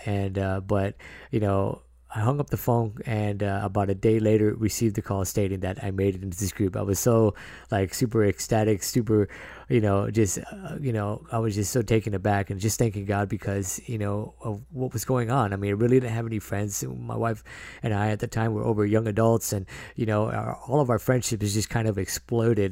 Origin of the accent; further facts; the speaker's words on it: San Diego, California, United States; I was born in San Diego and raised by a single mother and my sister